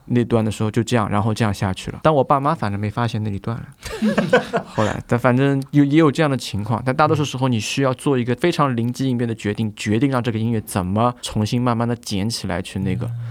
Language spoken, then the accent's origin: Chinese; China; also born or lived in Vienna; 尤其是我们中国人